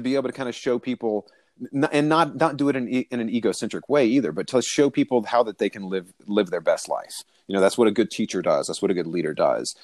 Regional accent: the South, United States; I'm from the South

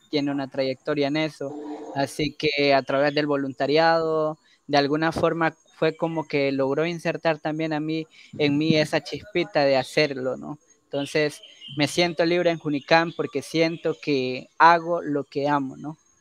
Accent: Ecuador; yo asumo una nacionalidad por haber nacido de este lado del río, ¿no? y los otros asumen otra nacionalidad por haber nacido del otro lado del río. Así que yo soy ecuatoriano

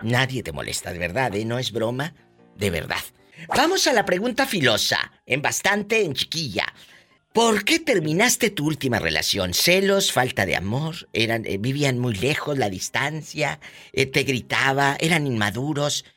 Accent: Matamoros, Tamaulipas, Mexico; Yo soy de Tamaulipas, de Matamoros, Tamaulipas

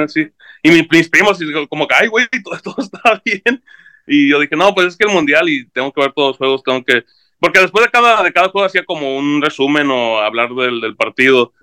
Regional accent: San Diego, California, United States; also born or lived in Tijuana / Puebla; soy nacido en San Diego, he vivido casi toda mi vida ahí, hice toda mi escuela allá

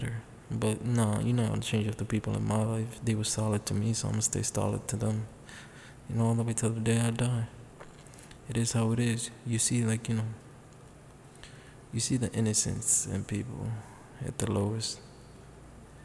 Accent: New York City, New York, United States; I grew up in the Bronx

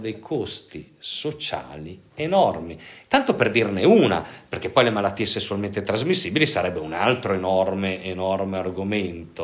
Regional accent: Pavia, Lombardy, Italy; io sono originario di Pavia e, e, io eh, lavoravo a Radio Pavia

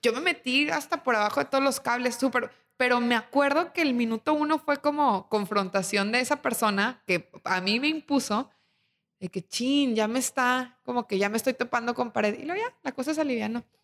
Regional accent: Torreón, Coahuila, Mexico; now in Monterrey, Mexico; yo vengo de Torreón y Torreón tiene más de cien años

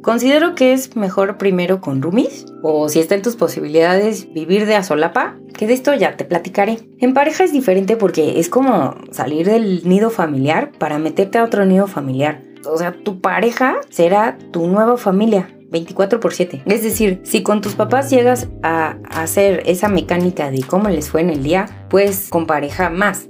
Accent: Mexico; La primera vez que salí del nido, me fui de México un año

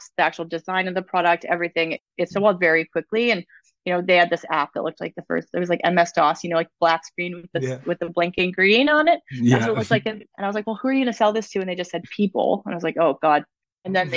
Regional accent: Toronto, Ontario, Canada; moved away as an adult; also born or lived in Whistler, British Columbia; I'm originally from Ontario, and when I was 19, I went to visit a friend in Whistler for 2 months, and I lived there for 5 years. And And I never went back to Ontario

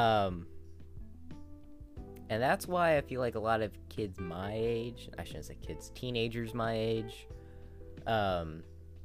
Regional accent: United States

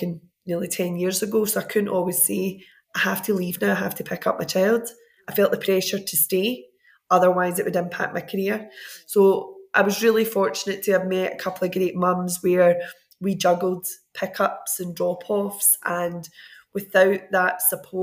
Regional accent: Airdrie, Scotland, United Kingdom; moved away as an adult; now in Glasgow, United Kingdom; I grew up in Airdrie

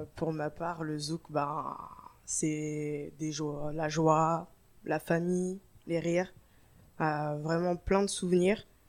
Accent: France; nous qui sommes nés en France

